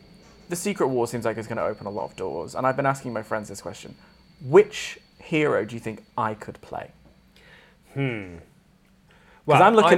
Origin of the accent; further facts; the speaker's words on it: Warrington, North West England, United Kingdom; moved away as an adult; now in London, United Kingdom; I'm from Warrington. Can you tell? I've lived in London for 8 years. You wouldn't know. I'm Northern.